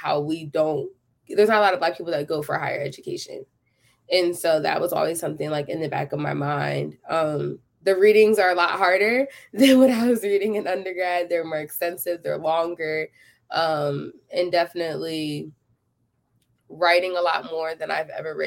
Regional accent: Philadelphia, Pennsylvania, United States; moved away as an adult; now in Texas, United States; I am from Philadelphia, Pennsylvania

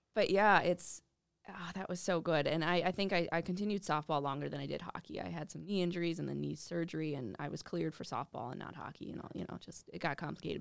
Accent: Minnetonka, Minnesota, United States; also born or lived in Russia; growing up in Minnetonka

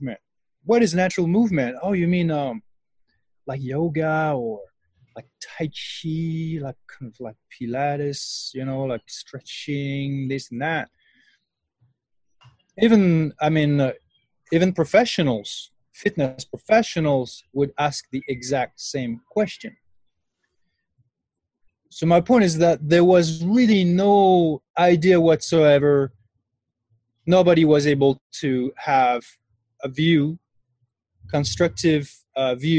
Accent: France; moved away as an adult; now in New Mexico, United States; I'm originally from France. And I moved to the U.S. about 10 years ago.

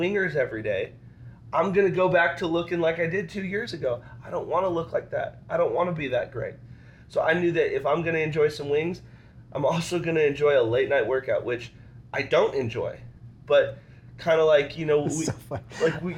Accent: Wyoming, United States; I'm from Wyoming

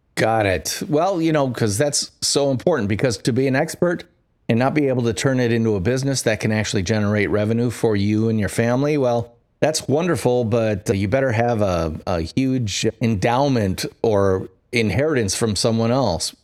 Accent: Midwest, United States; I'm from the Midwest

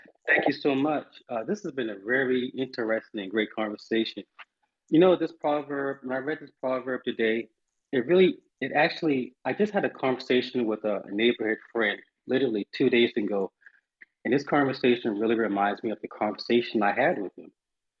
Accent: Charleston, South Carolina, United States; something that kind of originated in the South, which is where I'm from. I'm from Charleston, South Carolina.

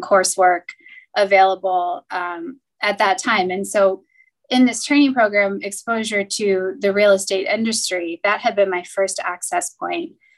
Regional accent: Cincinnati, Ohio, United States; I grew up in Cincinnati, and so I was local ish to campus

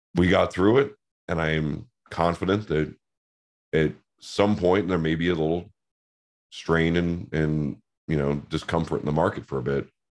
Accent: Seattle, Washington, United States; I grew up in Seattle in the nineties

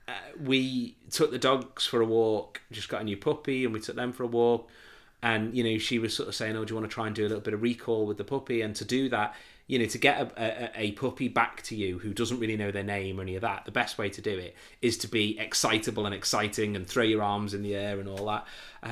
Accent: North West England, United Kingdom; my friends from where I grew up on here on the Wirral were all home for the Easter weekend

